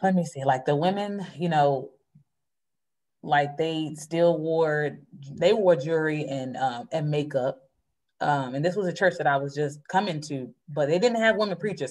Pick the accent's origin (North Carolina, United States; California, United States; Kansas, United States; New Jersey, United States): North Carolina, United States; now in Philadelphia, United States; I'm originally from North Carolina.